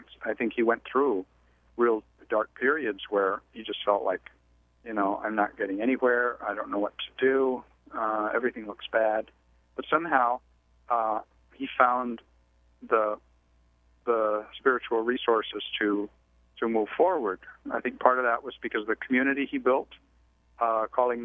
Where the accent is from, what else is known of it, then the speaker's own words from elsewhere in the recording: Mexico; moved away; the background that I grew up with in Mexico